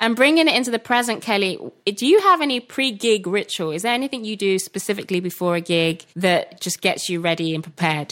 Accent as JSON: {"language": "English", "town": "Birmingham", "region": "West Midlands", "country": "United Kingdom", "said": "I'm from Birmingham"}